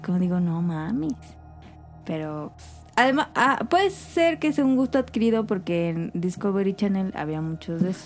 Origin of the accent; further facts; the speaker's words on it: Mexico; nosotros somos mexicanos